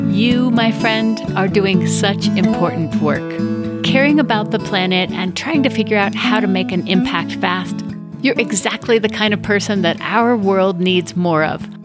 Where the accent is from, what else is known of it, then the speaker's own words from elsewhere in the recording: Denver, Colorado, United States; I grew up in Denver, Colorado, as one of eight kids in a big Catholic family